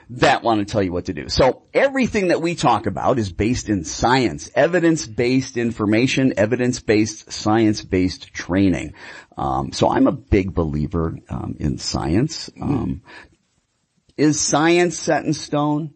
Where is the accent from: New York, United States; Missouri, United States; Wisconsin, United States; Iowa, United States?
Wisconsin, United States; Milwaukee; now in Phoenix, United States; I'm from Milwaukee